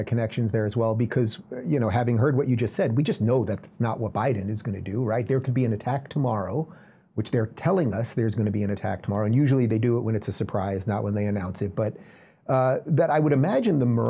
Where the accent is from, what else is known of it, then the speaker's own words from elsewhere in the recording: Nassau County, New York, United States; That's my county. That's my hometown county.